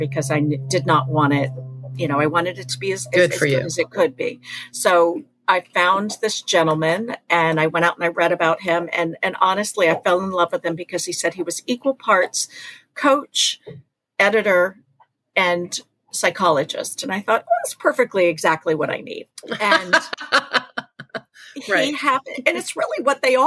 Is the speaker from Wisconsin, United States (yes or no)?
no; Mattapoisett, Massachusetts, United States; that's Mattapoisett. That's my hometown